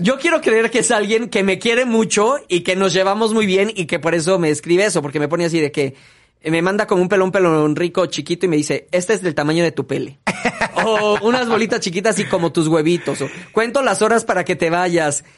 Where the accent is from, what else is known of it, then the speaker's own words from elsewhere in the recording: Mexico; México, obviamente, es nuestra patria.